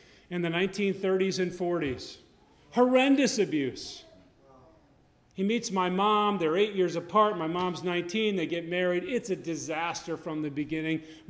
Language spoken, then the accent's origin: English; Connecticut, United States; I grew up in Connecticut.